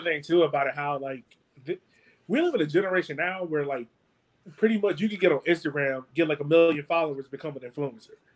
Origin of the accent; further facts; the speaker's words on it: Richmond, United States; I'm from Richmond. I grew up in the hood, but I'm removed from it now